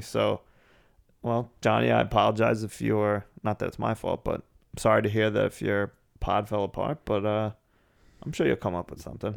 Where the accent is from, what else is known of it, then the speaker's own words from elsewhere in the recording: New England, United States; I kinda just look at myself as an American